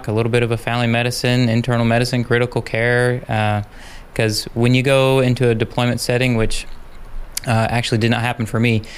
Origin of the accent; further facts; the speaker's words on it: United States; moved away as an adult; also born or lived in Fort Gordon, Georgia / El Paso, Texas; now in Juneau, United States; I'm originally from Utah, Idaho area, and love the outdoors.